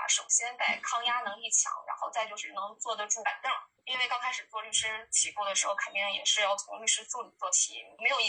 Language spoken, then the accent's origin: Chinese; Changchun, Jilin, China; also born or lived in Beijing; 正好那个时候北京本科生没有办法办理执业，我就借着这个理由回到了我的家乡长春。长春虽然是一个比较不发达的城市，但是它我觉得特别温暖